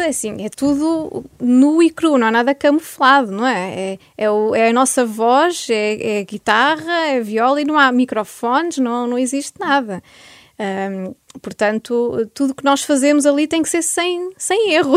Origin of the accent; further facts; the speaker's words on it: Viseu, Centro, Portugal; ser de Viseu, sou portuguesa